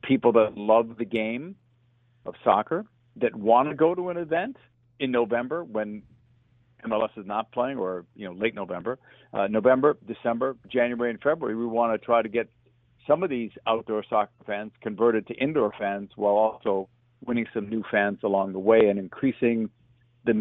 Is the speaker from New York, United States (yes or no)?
no; Boston, Massachusetts, United States; I grew up in the Boston area